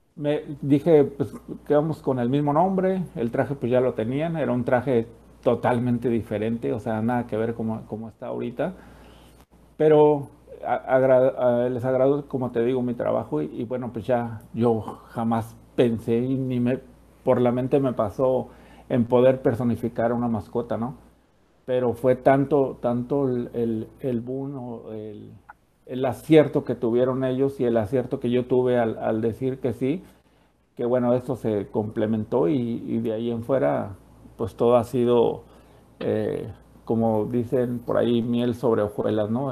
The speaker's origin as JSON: {"language": "Spanish", "country": "Mexico", "moved": "yes", "said": "yo soy de México"}